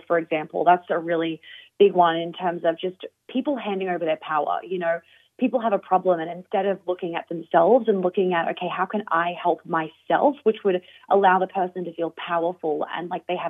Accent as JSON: {"language": "English", "country": "Australia", "moved": "yes", "lives_now": "United States", "said": "me being Australian and now living in the US"}